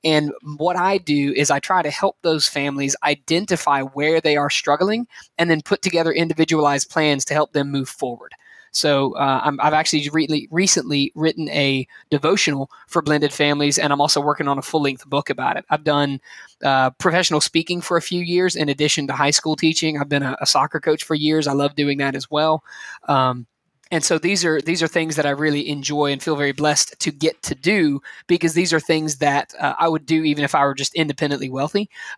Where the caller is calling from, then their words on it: Anniston, Alabama, United States; I am joining you guys from the very warm location of Anniston, Alabama, about an hour from Birmingham